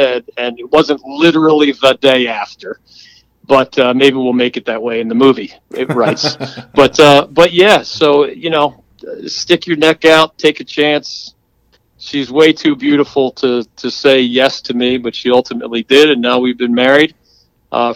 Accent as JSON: {"language": "English", "town": "Philadelphia", "region": "Pennsylvania", "country": "United States", "tie": "born or raised there", "moved": "yes", "lives_now": "North Carolina, United States", "said": "I grew up in Philly."}